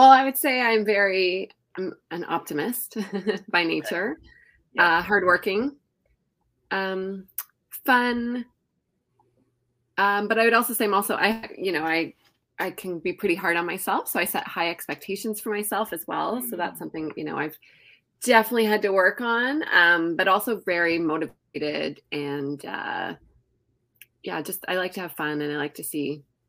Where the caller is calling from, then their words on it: Toronto, Ontario, Canada; I am tuning in from Toronto, Canada.